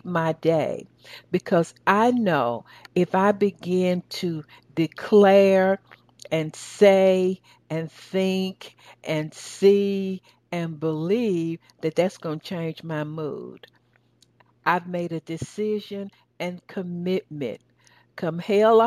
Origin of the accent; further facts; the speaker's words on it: the South, United States; accent: southern; That's my southern accent